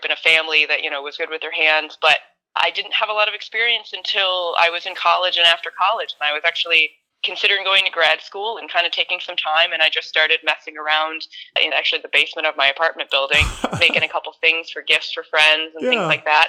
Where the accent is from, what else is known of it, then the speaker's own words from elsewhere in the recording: West Bloomfield, Michigan, United States; also born or lived in Ferndale, Michigan; I grew up in West Bloomfield, kind of Walled Lake area.